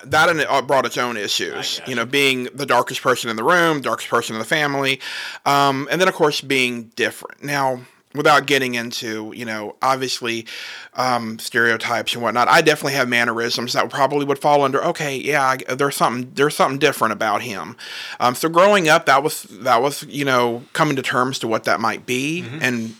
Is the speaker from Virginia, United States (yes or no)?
yes; Southern Virginia, United States; also born or lived in Alexandria, Virginia; I lived there for the first few years, and then I moved to Southern Virginia, so really close to the border